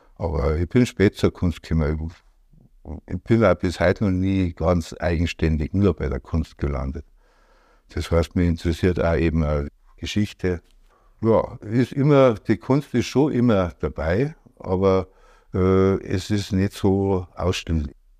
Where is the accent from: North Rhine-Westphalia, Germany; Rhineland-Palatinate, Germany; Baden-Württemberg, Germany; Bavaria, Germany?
Bavaria, Germany; Degerndorf; also born or lived in Rosenheim / Schäftlarn; ich bin in Degerndorf aufgewachsen, also bei Bramenburg im Inntal